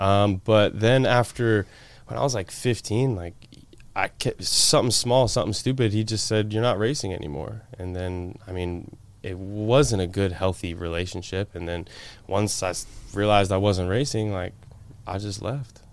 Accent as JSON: {"language": "English", "region": "Florida", "country": "United States", "tie": "born or raised there", "also_born_or_lived": "Washington State", "said": "I moved here when I was, like, eight, nine years old"}